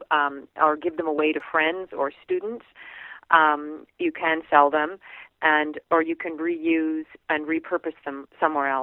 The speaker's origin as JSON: {"language": "English", "country": "Canada", "said": "we're Canadian"}